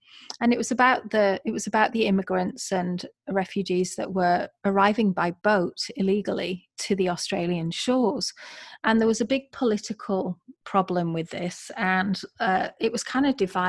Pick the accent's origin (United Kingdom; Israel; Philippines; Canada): United Kingdom; England; moved away as an adult; also born or lived in California / Florida; now in Columbus, United States; I'm from England, living in America